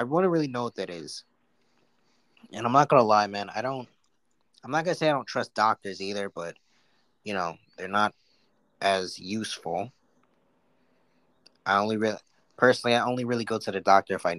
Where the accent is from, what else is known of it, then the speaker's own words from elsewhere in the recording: New York, United States; I'm from New York